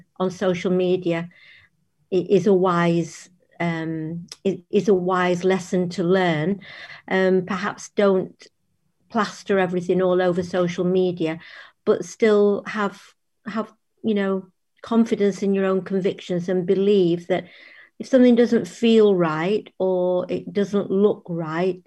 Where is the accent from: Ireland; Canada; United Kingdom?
United Kingdom; Sale, North West England; also born or lived in Timperley; I grew up in Sale and in Timperley, and I went to Sale Girls Grammar School, which is still there.